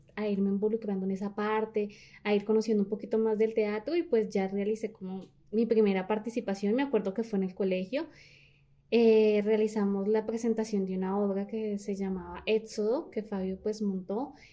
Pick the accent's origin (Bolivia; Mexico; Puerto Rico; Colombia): Colombia; Líbano, Tolima; inicialmente nací en el Líbano